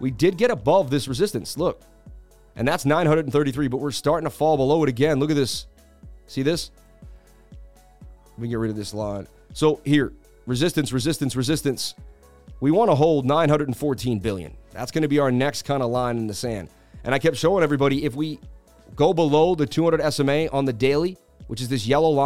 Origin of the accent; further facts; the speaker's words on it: Boston, Massachusetts, United States; moved away; also born or lived in New York City; I'm from Boston, baby, but I lived in New York City 20 years